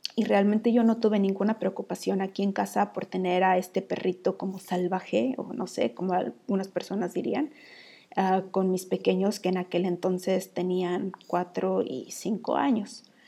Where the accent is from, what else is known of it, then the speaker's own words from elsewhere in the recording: Mexico; now in Iceland; Estoy ahí como la mexicana